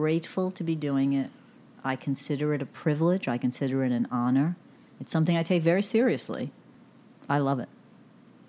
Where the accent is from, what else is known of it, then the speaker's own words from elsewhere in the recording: New York City, New York, United States; accent: Bronx; my Bronx accent